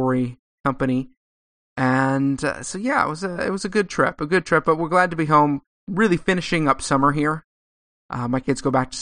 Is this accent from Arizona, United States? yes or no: no; Southern California, United States; I live out in California, in sort of north central California, but I grew up in Southern California